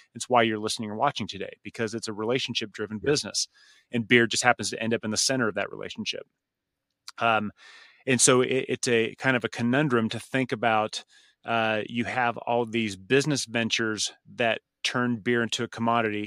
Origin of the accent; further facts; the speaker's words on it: United States; the American in me